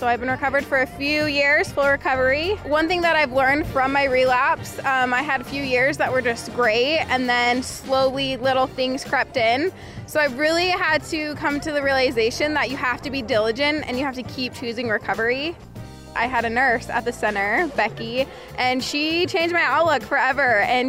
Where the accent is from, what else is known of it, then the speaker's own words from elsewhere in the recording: Manti, Utah, United States; I'm from Manti, Utah.